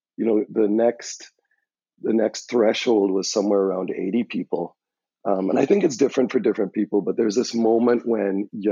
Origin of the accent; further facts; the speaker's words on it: Trinidad & Tobago; moved away as an adult; now in United States; I'm from Trinidad and Tobago, and when you come to the U.S. as a foreign student